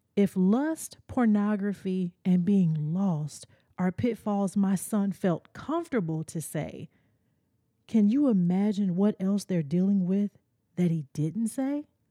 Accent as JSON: {"language": "English", "region": "the South", "country": "United States", "tie": "born or raised there", "said": "As a kid growing up in the South, my parents made me go to church"}